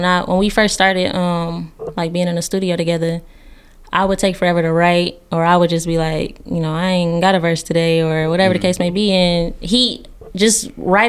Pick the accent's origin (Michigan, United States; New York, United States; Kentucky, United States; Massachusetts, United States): Michigan, United States; Detroit; I'm really proud of like my neighborhood. My neighborhood is like my family. You feel me? Like we all grew up together. I would say that's the most Detroit thing about me